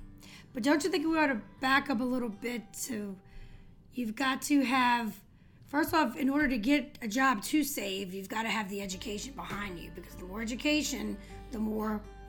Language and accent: English; Louisiana, United States; I'm from Louisiana. I have 5 kids. I've been married for 29 years.